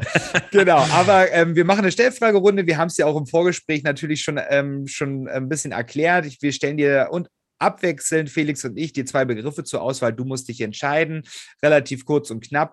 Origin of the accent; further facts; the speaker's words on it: Hoyerswerda, Saxony, Germany; meiner Heimatstadt in Hoyerswerda, das ist auch bei Cottbus